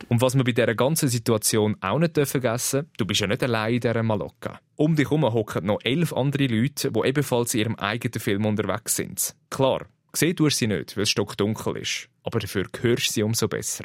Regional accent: Switzerland; bei uns in der Schweiz

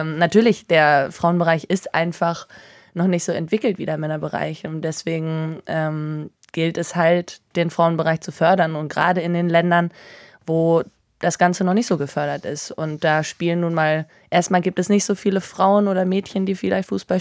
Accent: Northern Germany, Germany; ich in Norddeutschland aufgewachsen bin

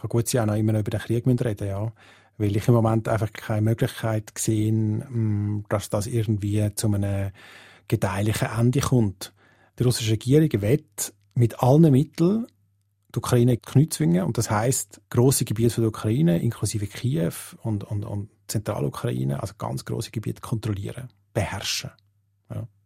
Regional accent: Switzerland; Das ist etwas, was wir als Schweizer natürlich irgendwie uns gar nicht vorstellen können, oder?

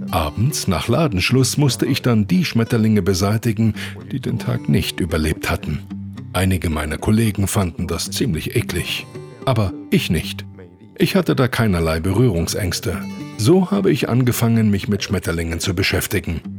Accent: Taipei, Taiwan; Nein, ich bin mitten in Taipei aufgewachsen. Im Zentrum der Stadt in einem riesengroßen Hochhaus.

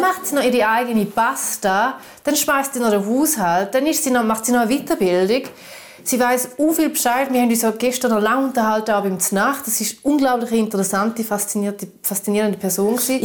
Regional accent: Switzerland; moved away; Ich bin ja Schweizerin. Ich bin ja auch in Niederroswil aufgewachsen

